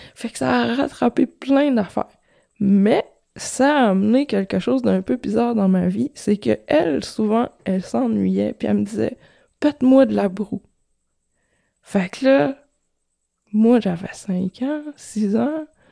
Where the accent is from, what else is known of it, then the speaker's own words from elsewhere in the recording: Quebec, Canada; Quarante-cinq ans, je viens du Saguenay de Lac-Saint-Jean.